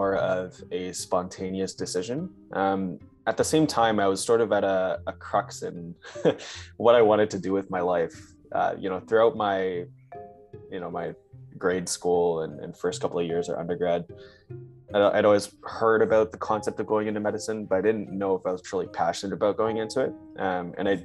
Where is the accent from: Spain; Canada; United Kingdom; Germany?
Canada; Brampton, Ontario; I'm from Brampton, Ontario. I did my high school and studies in the GTA